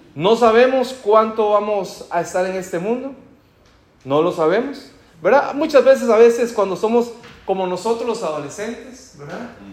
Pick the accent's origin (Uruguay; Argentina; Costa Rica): Costa Rica; en mi país, en Costa Rica, decimos un vale.